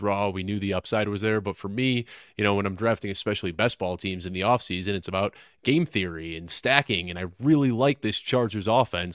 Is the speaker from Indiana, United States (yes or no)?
no; Chicago, Illinois, United States; moved away as an adult; now in Colorado, United States; where I grew up in Chicago